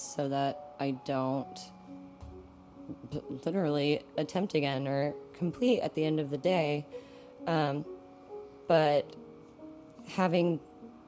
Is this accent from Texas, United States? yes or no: yes; West Texas, United States; I grew up in West Texas